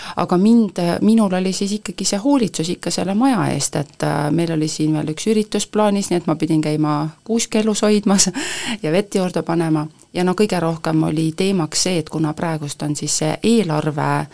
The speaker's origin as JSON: {"language": "Estonian", "town": "Põltsamaa", "region": "Jõgeva County", "country": "Estonia", "tie": "born or raised there", "said": "ma olen Põltsamaal sündinud"}